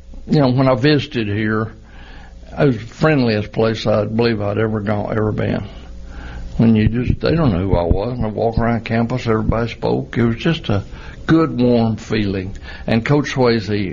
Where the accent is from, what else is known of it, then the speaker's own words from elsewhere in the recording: Forest City, United States; my hometown in Forest City